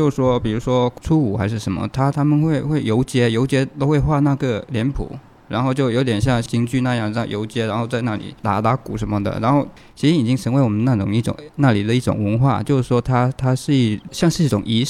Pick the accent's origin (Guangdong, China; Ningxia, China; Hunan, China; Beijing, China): Guangdong, China; Jieyang; 潮汕就揭阳